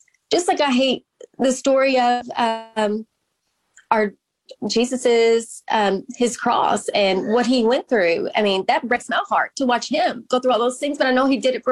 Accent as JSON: {"language": "English", "town": "Owensboro", "region": "Kentucky", "country": "United States", "moved": "as an adult", "said": "although I'm from Owensboro, I lived away when I went to college, but I would come back in town for holidays"}